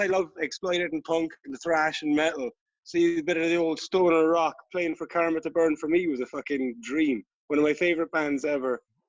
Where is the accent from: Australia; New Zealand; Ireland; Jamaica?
Ireland; Listowel, Munster; We're both from Listowel.